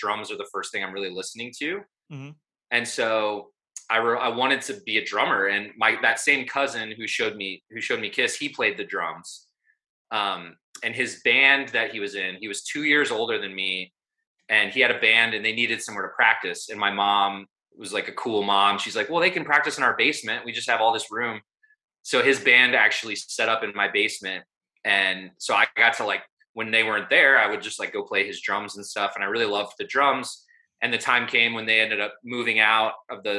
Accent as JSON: {"language": "English", "town": "Vermillion", "region": "South Dakota", "country": "United States", "tie": "born or raised there", "said": "There's a university in my hometown, the University of South Dakota."}